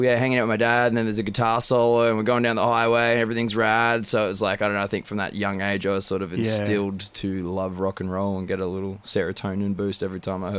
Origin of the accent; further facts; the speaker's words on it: Ipswich, Queensland, Australia; moved away; also born or lived in Caboolture, Queensland; I'm from Queensland originally.